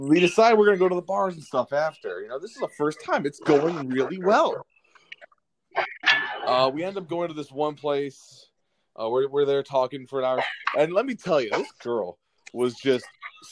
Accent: Cleveland, Ohio, United States; also born or lived in South Korea; I'm from Cleveland

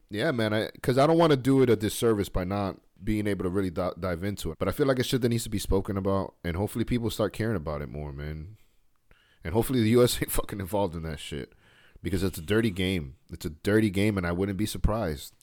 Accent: United States; we're American over here

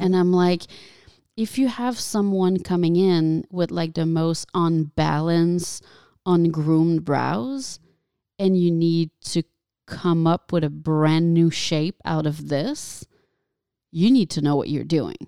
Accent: Quebec, Canada; first language French; English is a second language; now in United States; I'm not French, French. I'm French Canadian

